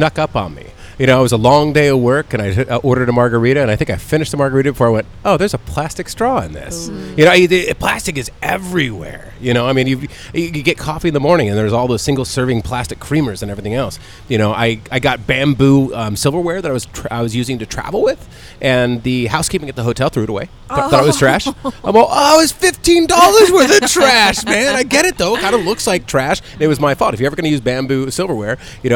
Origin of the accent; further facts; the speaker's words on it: North County, California, United States; I grew up in North County.